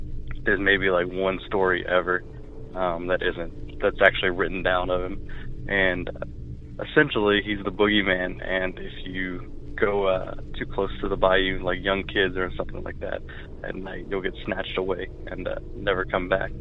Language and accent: English; Louisiana, United States; now in Atlanta, United States; I live in Atlanta, but I'm originally from Louisiana